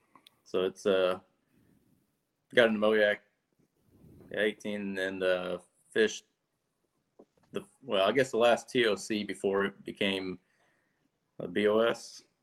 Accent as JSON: {"language": "English", "area": "Lake of the Ozarks", "region": "Missouri", "country": "United States", "said": "I'm from Lake of the Ozarks. I kind of grew up fishing bass boats and a lot of local club tournaments and stuff like that."}